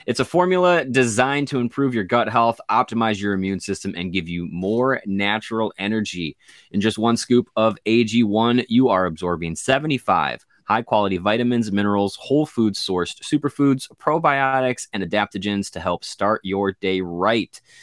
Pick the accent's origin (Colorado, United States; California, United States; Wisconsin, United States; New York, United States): Wisconsin, United States; Kenosha; growing up in Kenosha